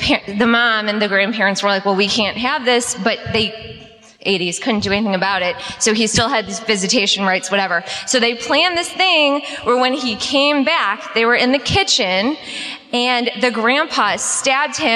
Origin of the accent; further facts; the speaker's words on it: Creve Coeur, Missouri, United States; I'm actually from Crève Coeur